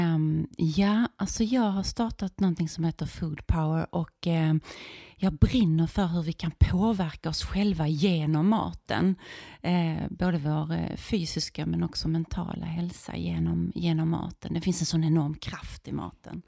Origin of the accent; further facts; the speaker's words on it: Viken, Skåne, Sweden; Alltså jag är uppvuxen i Skåne i en liten fiskeby som heter Viken